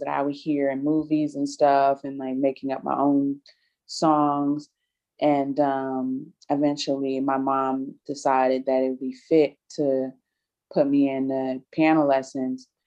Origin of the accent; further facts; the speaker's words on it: Prince George's County, Maryland, United States; also born or lived in Atlanta, Georgia; raised primarily in PG County, um, originally from Atlanta, Georgia